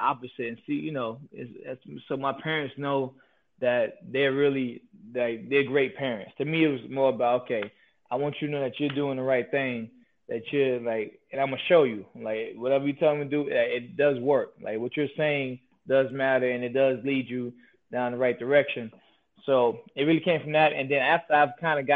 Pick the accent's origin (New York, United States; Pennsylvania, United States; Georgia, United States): New York, United States; New York City; I grew up in Queens, New York